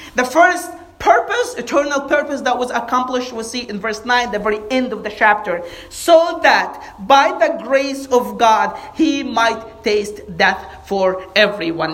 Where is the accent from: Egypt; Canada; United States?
Egypt; moved away; we grew up in Egypt